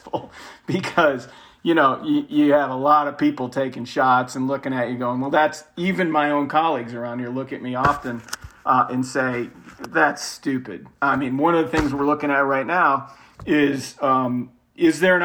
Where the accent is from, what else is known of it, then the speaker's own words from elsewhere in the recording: Ann Arbor, Michigan, United States; I grew up in Ann Arbor, Michigan.